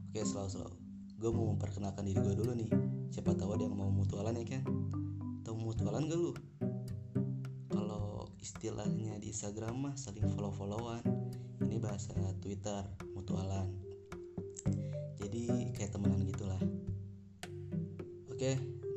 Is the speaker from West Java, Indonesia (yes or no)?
yes; Bogor, West Java, Indonesia; gue asli Bogor men gue asli Bogor dan gue lahir juga di Bogor